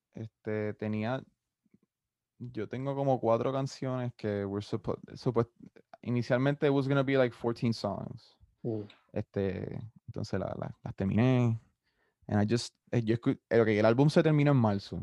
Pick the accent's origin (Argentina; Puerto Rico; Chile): Puerto Rico; Carolina; also born or lived in San Juan, Puerto Rico; now in Mayagüez, Puerto Rico; me crié en Carolina hasta San Juan toda mi, mi juventud